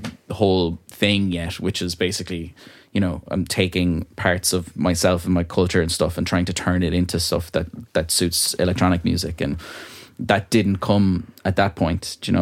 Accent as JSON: {"language": "English", "town": "Ballyvaughan", "region": "Connacht", "country": "Ireland", "tie": "born or raised there", "also_born_or_lived": "Dublin", "accent": "country", "moved": "as an adult", "lives_now": "Ballyvaughan, Ireland", "said": "It's my hometown that I grew up"}